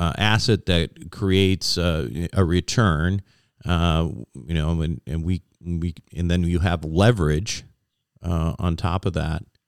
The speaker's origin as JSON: {"language": "English", "region": "Minnesota", "country": "United States", "tie": "born or raised there", "moved": "yes", "said": "I lived in Minnesota. I grew up in Minnesota. But I haven't lived in Minnesota uh, for probably at least 30 years."}